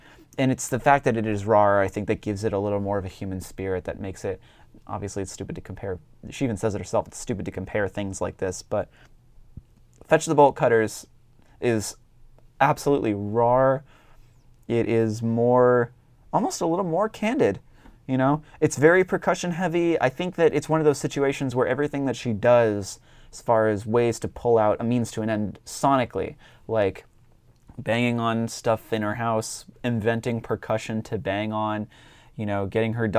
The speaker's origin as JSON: {"language": "English", "region": "Northeast", "country": "United States", "said": "I'm from the Northeast."}